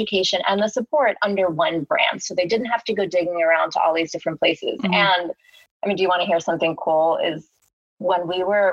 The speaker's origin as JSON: {"language": "English", "town": "New York City", "region": "New York", "country": "United States", "tie": "born or raised there", "said": "a born and raised New Yorker"}